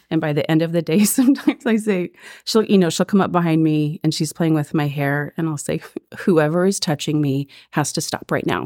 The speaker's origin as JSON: {"language": "English", "town": "Ashland", "region": "Oregon", "country": "United States", "tie": "born or raised there", "moved": "as an adult", "lives_now": "Springfield, United States", "said": "I grew up in Ashland, down in Southern Oregon"}